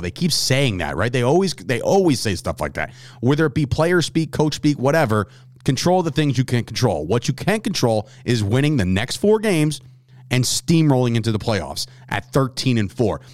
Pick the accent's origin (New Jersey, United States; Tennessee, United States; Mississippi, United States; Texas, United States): New Jersey, United States; New Jersey, my home state